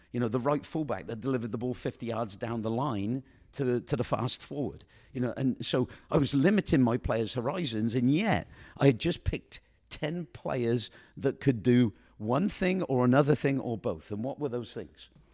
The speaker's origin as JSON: {"language": "English", "town": "Oxford", "region": "South East England", "country": "United Kingdom", "tie": "born or raised there", "moved": "yes", "said": "I come from Oxford, England, you know, and, and I was born up, brought up in a boarding house"}